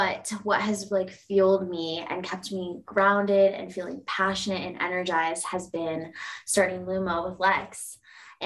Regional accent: Indiana, United States; I was born and raised in Indiana

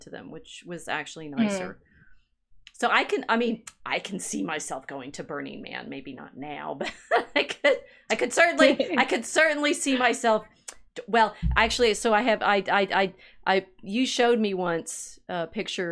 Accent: Texas, United States; moved away; also born or lived in New Mexico; I grew up in Texas, lived in New Mexico.

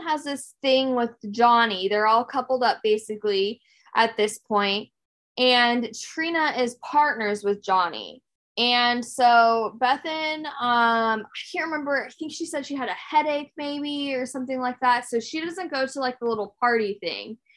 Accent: United States; as Americans

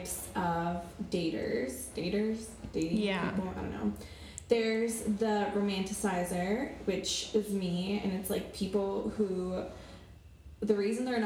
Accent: Miami, Florida, United States; I was born in Miami, Florida, but I consider myself foreign

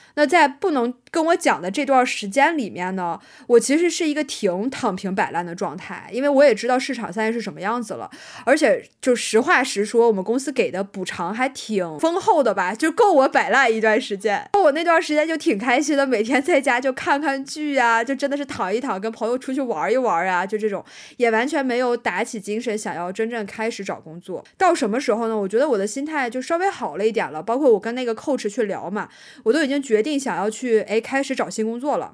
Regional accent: China; accent: Chinese accent (in English); 你一个中国人，然后你英文讲的不好

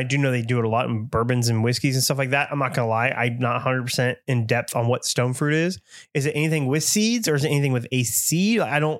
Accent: San Antonio, Texas, United States; it's my hometown.

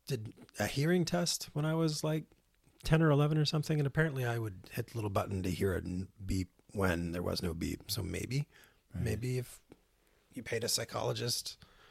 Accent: Ottawa, Ontario, Canada; moved away as an adult; also born or lived in Victoria, British Columbia; I grew up in Ottawa and moved from Ottawa to Victoria at the age of 18

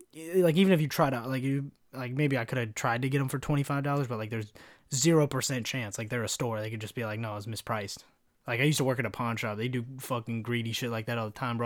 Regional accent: Kentucky, United States; also born or lived in California; I grew up in Kentucky

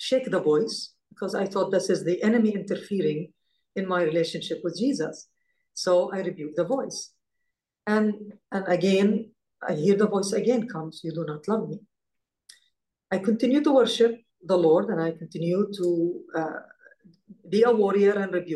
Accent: Israel; growing up in Israel.

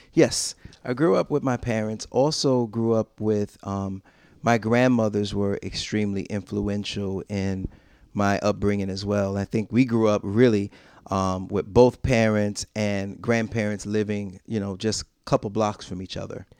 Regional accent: Rochester, New York, United States; I was born and raised, um, for the most part, I'm from Rochester, New York

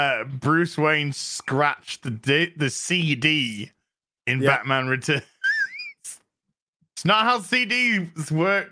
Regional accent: United Kingdom; I'm British, dude.

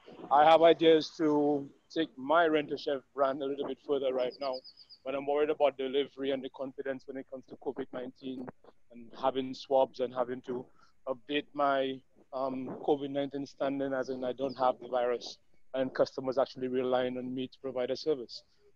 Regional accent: Babonneau, St. Lucia; I am from Babono, but I work in the north of the island.

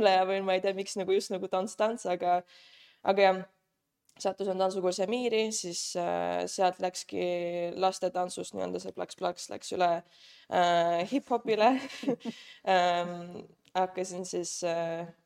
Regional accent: Saare County, Estonia; now in Tallinn, Estonia; tulen Saaremaalt, nüüd elan juba, nüüd läheb teine aasta Tallinnas

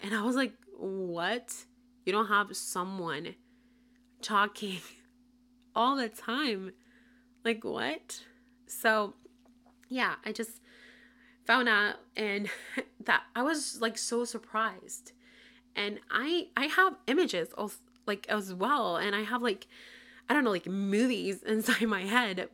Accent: Puerto Rico; first language Spanish; English is a second language; moved away as an adult; now in Tampa, United States; I currently live in Tampa, Florida, but I was born and raised in Puerto Rico, moved to Florida in twenty twenty

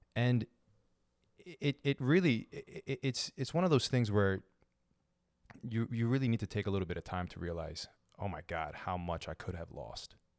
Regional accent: Baltimore, Maryland, United States; I'm a Lebanese American citizen, born and raised in Baltimore

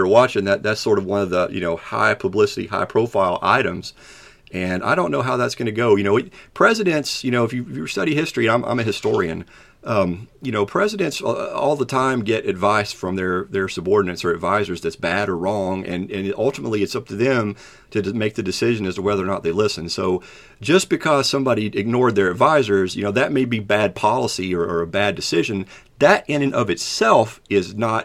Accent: Kentucky, United States; I'm from Kentucky

